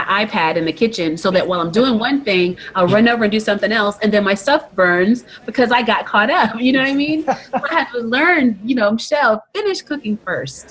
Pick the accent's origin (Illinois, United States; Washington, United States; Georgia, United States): Georgia, United States; Albany; moved away; I came from a really small town in Georgia, Albany, Georgia